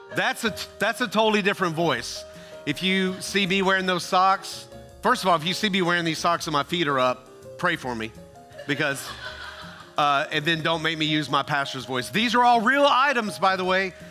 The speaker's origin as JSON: {"language": "English", "region": "Tennessee", "country": "United States", "tie": "born or raised there", "also_born_or_lived": "Ohio", "said": "Now, I grew up in Tennessee, but I was born in Ohio, where all my relatives still lived."}